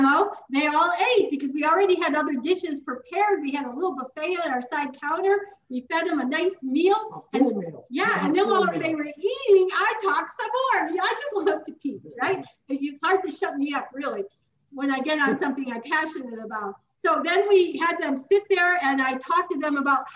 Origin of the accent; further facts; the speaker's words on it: Chicago, Illinois, United States; moved away as an adult; now in Tucson, United States; I am from Chicago. I lived there my whole life until 2013 when I started living full-time in Tucson.